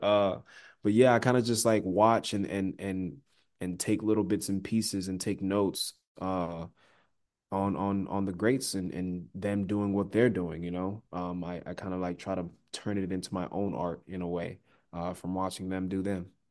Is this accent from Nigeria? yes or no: yes; Nigeria; I'm Nigerian